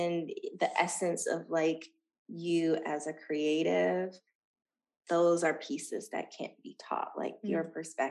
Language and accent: English; Dayton, Ohio, United States; moved away as an adult; now in Los Angeles, United States; Dayton, Ohio is building a humongous film studio in my hometown.